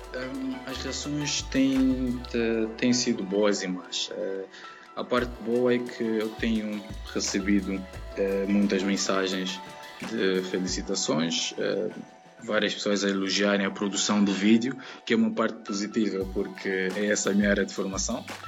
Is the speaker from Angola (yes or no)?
yes; Angola; moved away as an adult; now in Coimbra, Portugal; sou angolano, residente em Coimbra eh, há uh, um ano, uh, vivo em Portugal há dois anos já